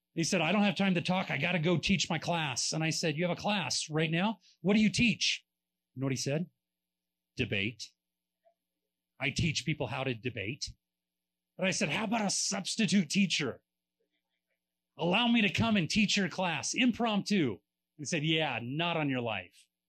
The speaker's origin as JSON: {"language": "English", "region": "California", "country": "United States", "said": "we're from California"}